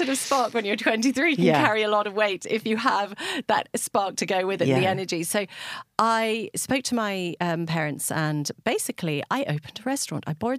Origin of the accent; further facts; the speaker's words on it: England, United Kingdom; now in West Cork, Ireland; you could probably hear by my accent, I don't sound totally as if I come from West Cork. And so we came from England on a boat, and my parents basically rocked up.